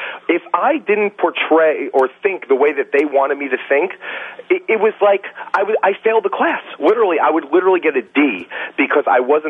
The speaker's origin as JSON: {"language": "English", "town": "Yakima", "region": "Washington", "country": "United States", "said": "I'm from Yakima, Washington, which is a sanctuary city. I'm a veteran of the U.S. Army, and I'm scared to death for my life in my own city"}